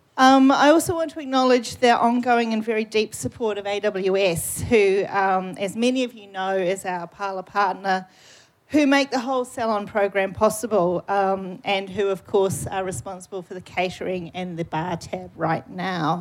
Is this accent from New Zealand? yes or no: yes; New Zealand; accent: New Zealand; my New Zealand accent